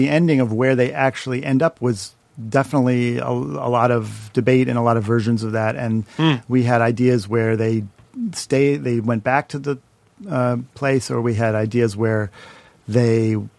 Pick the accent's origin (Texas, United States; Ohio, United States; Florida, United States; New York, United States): Ohio, United States; Shaker Heights; back to home in Shaker Heights with my parents.